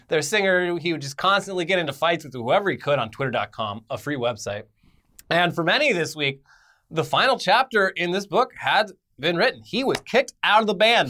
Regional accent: United States; We're American

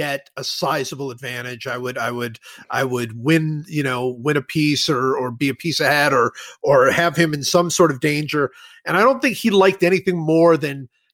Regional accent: Cleveland, Ohio, United States; I grew up in Cleveland

